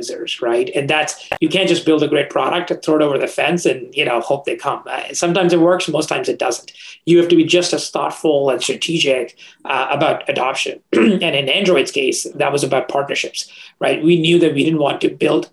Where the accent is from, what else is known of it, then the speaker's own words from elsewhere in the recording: India; moved away; I grew up in India, in a small town in India